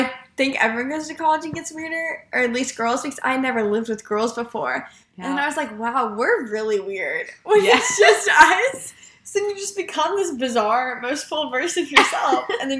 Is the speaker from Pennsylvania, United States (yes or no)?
no; Florida, United States; now in Mississippi, United States; But I'm from Florida, moved to Mississippi.